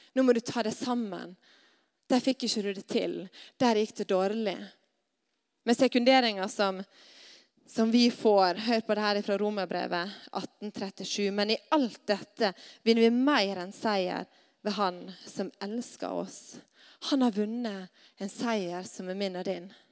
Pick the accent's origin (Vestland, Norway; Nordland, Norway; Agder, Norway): Vestland, Norway; Stad; hjemme på Stad